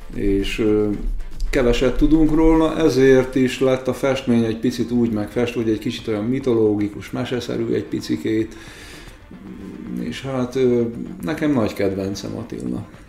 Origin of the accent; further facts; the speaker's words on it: Békés, Hungary; Békés megyei vagyok